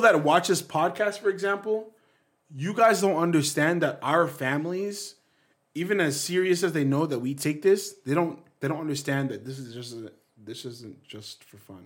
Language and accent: English; Canada; we're Canadian, we're almost like the States